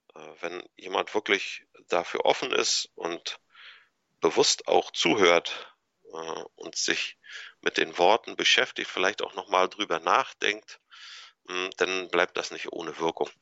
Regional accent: Anklam, Mecklenburg-Vorpommern, Germany; also born or lived in Kiel; ich bin 1976 hier in Anklam geboren und aufgewachsen

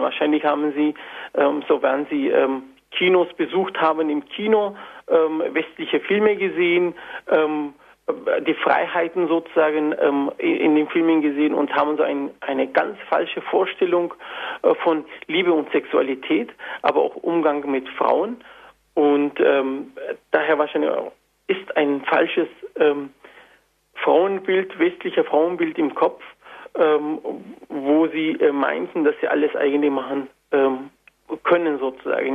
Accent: Antakya, Hatay, Turkey; German is a second language; now in Germany; ich stamme aus Antakya

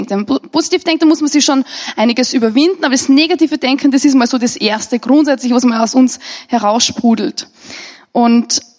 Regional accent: Austria; Und als Österreicher gehört es schon fast zu unserem Hobby, dass wir grundsätzlich negativ sind und vor allem über Verantwortungsträger.

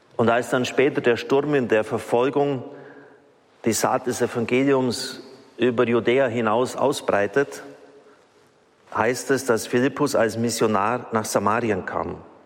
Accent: Germany; wir in Deutschland

